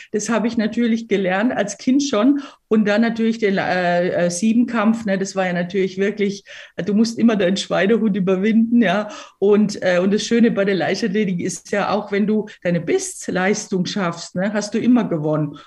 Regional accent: Weinheim, Baden-Württemberg, Germany; also born or lived in Croatia; ich bin in Weinheim an der Bergstraße aus, aufgewachsen, also badisch

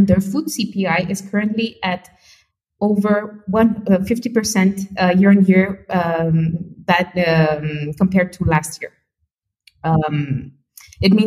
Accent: Mexico; my home country of Mexico

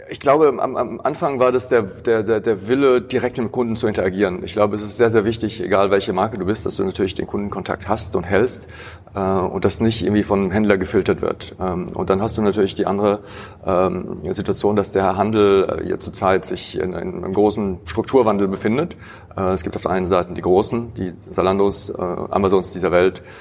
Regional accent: Heidelberg, Baden-Württemberg, Germany; also born or lived in Paris, France; Ich bin in Paris geboren, in Heidelberg aber aufgewachsen.

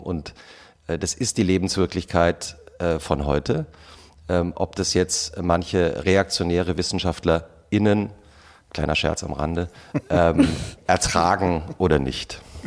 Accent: Germany; wir eigentlich als Deutsche

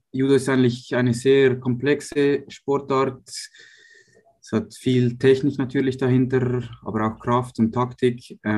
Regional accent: Uster, Zurich, Switzerland; Ich bin in Uster aufgewachsen, nahe von Zürich.

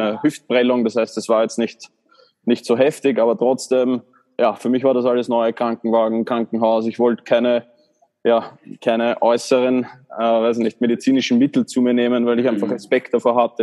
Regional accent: Baden, Lower Austria, Austria; ich komme aus Baden in Österreich

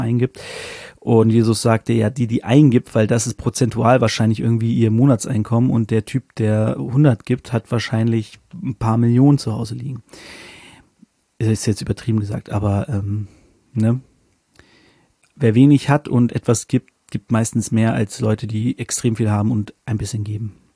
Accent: Northern Germany, Germany; now in Hanover, Germany; als Norddeutscher

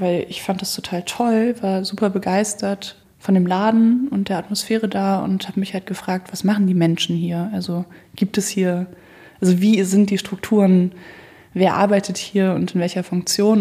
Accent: Marburg, Hesse, Germany; now in Hamburg, Germany; Ich komme ursprünglich ja aus Marburg an der Lahn. Da bin ich aufgewachsen.

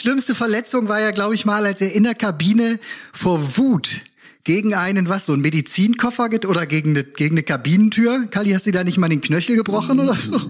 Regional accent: Cologne, North Rhine-Westphalia, Germany; als Kölner

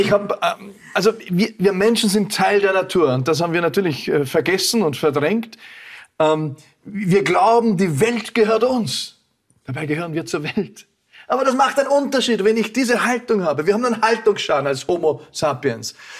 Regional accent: Vorarlberg, Austria; als Vorarlberger auch

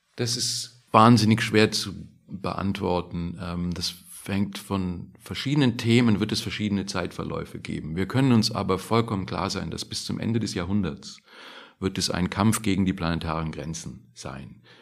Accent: Germany; wir als Deutsche

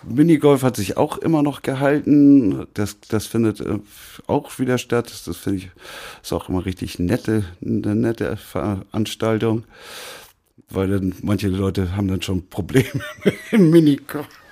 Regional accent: Lübeck, Schleswig-Holstein, Germany; moved away as an adult; also born or lived in Hannover / Munich / Berlin / Mecklenburg-Vorpommern; now in Hamburg, Germany; geboren bin ich in Hannover, aber da war ich nur zwei Jahre und dann bin, bin ich nach Lübeck, in die Nähe von Lübeck gezogen. Da bin ich auch aufgewachsen

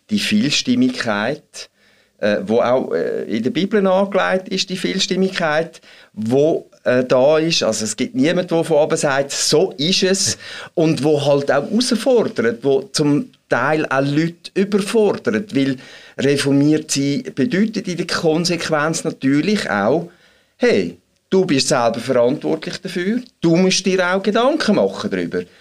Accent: Switzerland; Aber da haben wir natürlich durchaus auch ein Problem bei uns in der Schweiz, wo sich so demokratisch versteht

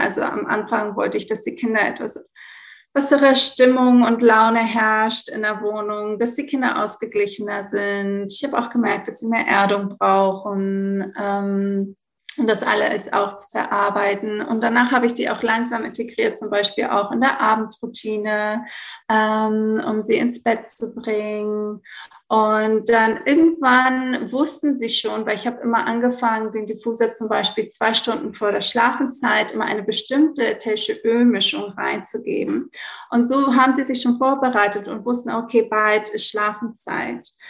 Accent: Greece; moved away as an adult; also born or lived in Italy / Belgium / Hamburg, Germany; ich bin in Griechenland geboren und aufgewachsen, ähm, aber ich habe eine deutsche Mama, deshalb kann ich so gut Deutsch

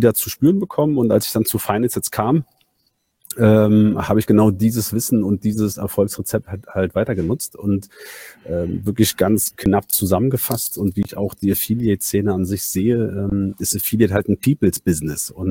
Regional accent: Berlin, Germany; born there; also bin, bin gebürtiger Berliner und eigentlich Banker.

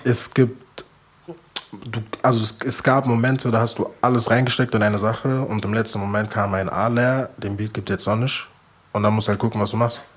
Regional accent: Frankfurt, Hesse, Germany; ich bin Frankfurter

